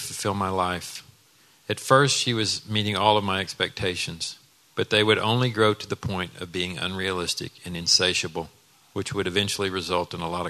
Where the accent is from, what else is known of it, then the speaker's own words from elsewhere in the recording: Dallas, Texas, United States; I grew up in Dallas in a home where we knew we were loved